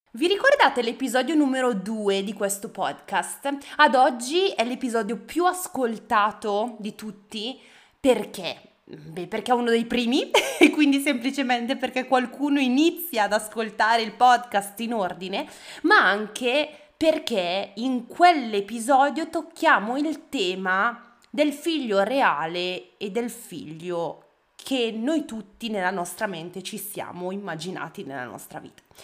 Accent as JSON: {"language": "Italian", "town": "Bergamo", "region": "Lombardy", "country": "Italy", "said": "io sono di Bergamo"}